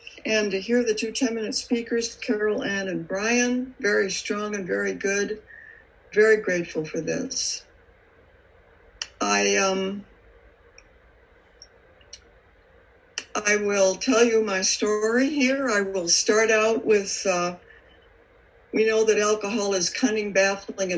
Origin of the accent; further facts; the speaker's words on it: Chicago, Illinois, United States; I was brought up in Chicago